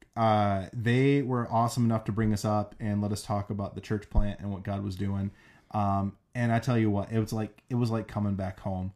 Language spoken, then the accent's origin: English; South Dakota, United States; now in Boise, United States; growing up in South Dakota